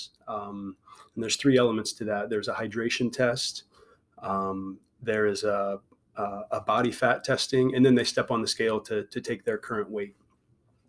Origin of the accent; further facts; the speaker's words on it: St. Louis, Missouri, United States; moved away as an adult; now in Galesburg, United States; I grew up in St. Louis, Missouri, and I came to Galesburg by way of Knox College